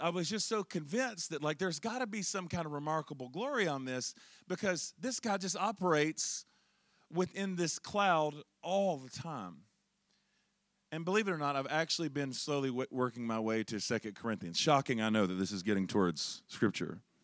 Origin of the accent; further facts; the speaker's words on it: Charlotte, North Carolina, United States; I'm originally from Charlotte, North Carolina